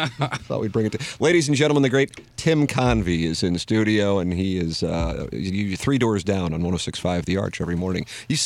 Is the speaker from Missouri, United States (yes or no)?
yes; St. Louis, Missouri, United States; Well, I'm from South City, so I kind of feel like that'd be pot kettle situation.